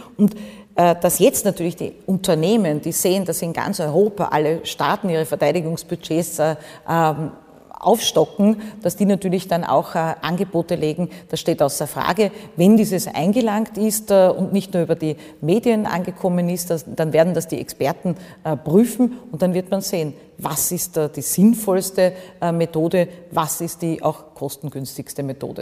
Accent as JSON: {"language": "German", "country": "Austria", "tie": "born or raised there", "said": "mein Heimatbundesland"}